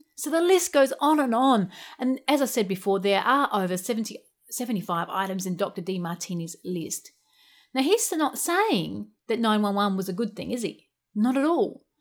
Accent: Australia; also born or lived in United Kingdom; I'm an Aussie backpacker

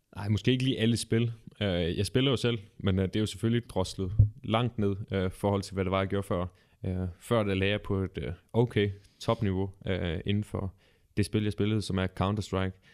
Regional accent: Ølgod, Southern Denmark, Denmark; Jeg kommer oprindeligt fra Ølgod

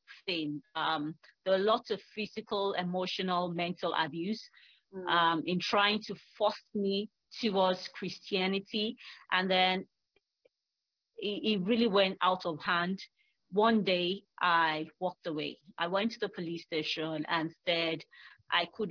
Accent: Nigeria; also born or lived in Lagos; I am from Nigeria. I live in Lagos.

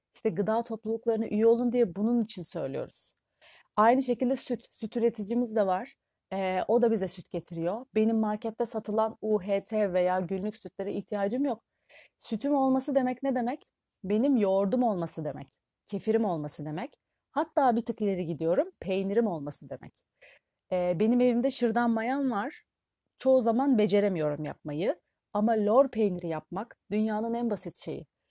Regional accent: Turkey

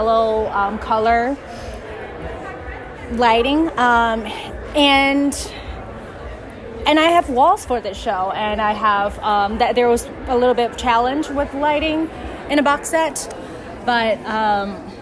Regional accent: China; first language Chinese; English is a second language; moved away; I'm from China, so that's my native language.

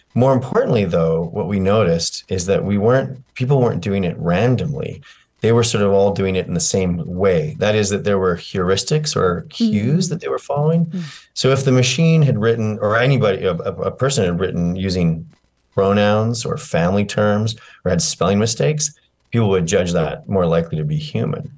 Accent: Canada; I'm a Canadian

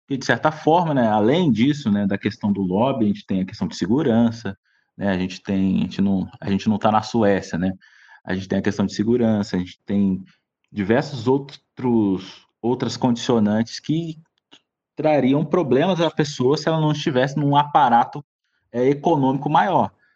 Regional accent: Brazil; nós somos brasileiros

